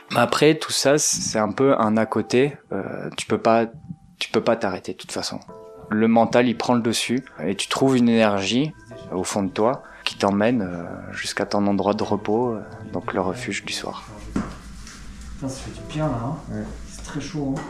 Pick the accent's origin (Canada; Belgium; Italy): Belgium; moved away as an adult; now in Marseille, France; je suis belge